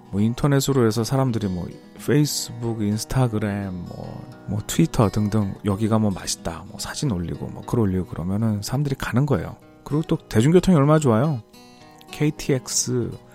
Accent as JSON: {"language": "Korean", "region": "Seoul", "country": "South Korea", "moved": "yes", "said": "저는 원래 완전히 서울 사람인데"}